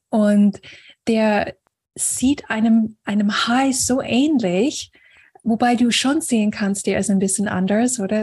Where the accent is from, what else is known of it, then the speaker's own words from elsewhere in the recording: Florida, United States; moved away; in den USA, und Florida, wo ich aufgewachsen bin